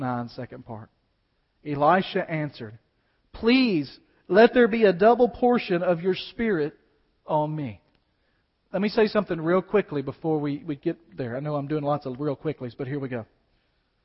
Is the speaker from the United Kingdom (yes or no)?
no; United States; as American believers